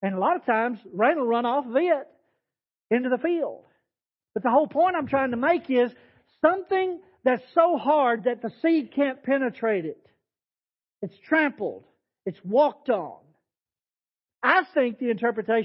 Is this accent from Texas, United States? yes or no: yes; Texas Panhandle, United States; I was raised in the Panhandle of Texas where sandstorms are normal.